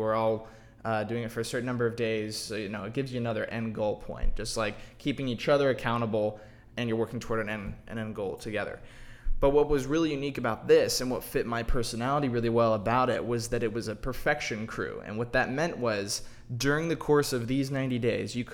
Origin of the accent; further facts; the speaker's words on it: Dallas, Texas, United States; I'm from Dallas.